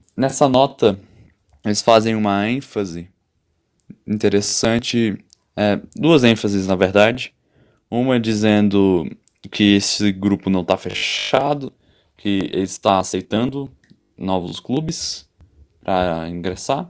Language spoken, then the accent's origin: Portuguese; Brasília, Federal District, Brazil; eu moro aqui em Brasília, eu sou de Brasília